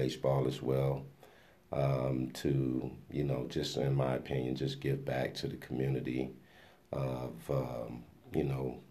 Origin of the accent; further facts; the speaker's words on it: Miami, Florida, United States; moved away as an adult; now in Topeka, United States; Born and raised in Miami, Florida. Came to Topeka, Kansas by way of a football scholarship to Washburn University.